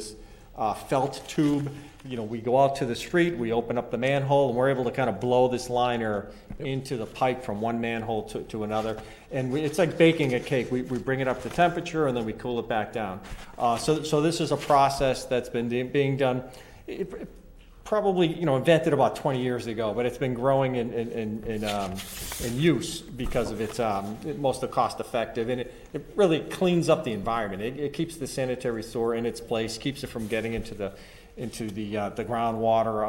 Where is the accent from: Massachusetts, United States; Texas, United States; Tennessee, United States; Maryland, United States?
Massachusetts, United States; Boston; also born or lived in Worcester; I'm a local guy, born and raised in West Roxbury